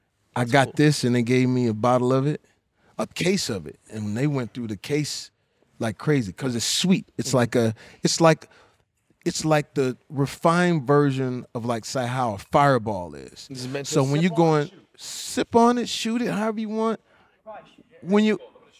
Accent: the South, United States; I'm from the South. It's Southern.

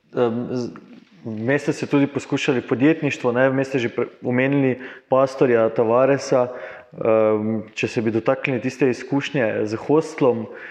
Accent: Maribor, Slovenia; Smo v Mariborčani

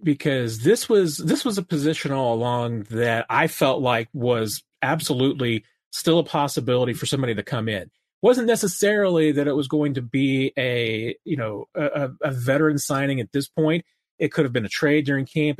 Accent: Springfield, Missouri, United States; my hometown of Springfield

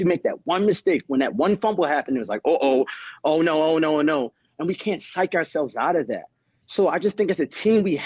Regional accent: Baltimore, Maryland, United States; Originally from Baltimore, Maryland. I'm in Baltimore, Maryland

